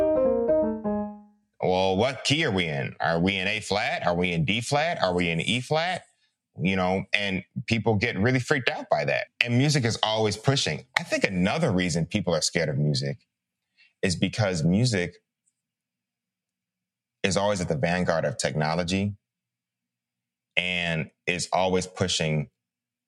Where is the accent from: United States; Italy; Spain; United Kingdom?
United States; Chicago, Illinois; I'm from Chicago